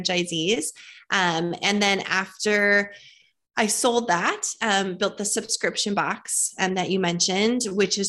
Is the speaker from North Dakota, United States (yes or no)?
yes; Fargo, North Dakota, United States; moved away as an adult; now in Tennessee, United States; I was born and raised in Fargo, North Dakota